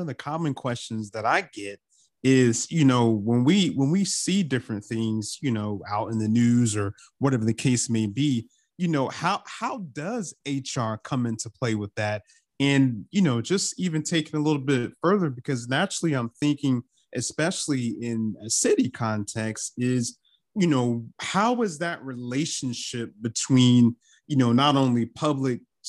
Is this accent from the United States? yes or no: yes; North Carolina, United States; I'm from North Carolina